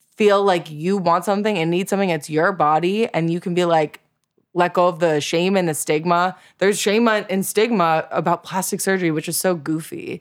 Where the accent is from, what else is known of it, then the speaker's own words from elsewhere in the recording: South Florida, United States; I grew up in South Florida